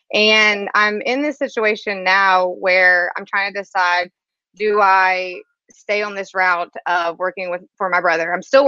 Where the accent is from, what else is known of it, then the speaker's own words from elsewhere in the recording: Biloxi, Mississippi, United States; moved away as an adult; also born or lived in Los Angeles; I'm from Biloxi, Mississippi. It's a little town about an hour outside New Orleans.